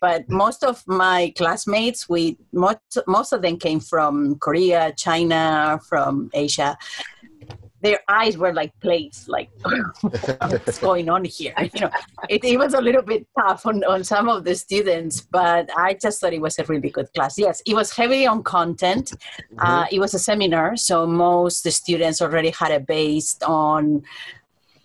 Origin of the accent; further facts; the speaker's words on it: Spain; moved away as an adult; now in Hawaii, United States; I'm originally from Spain, but I've been here 29 years already